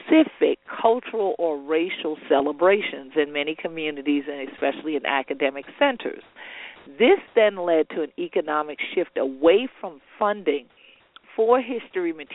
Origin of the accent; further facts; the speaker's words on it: South Carolina, United States; my home state of South Kakalaki.